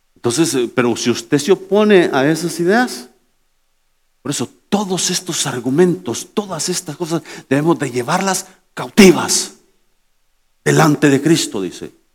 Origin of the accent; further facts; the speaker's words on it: El Salvador; now in United States; mi gente del Salvador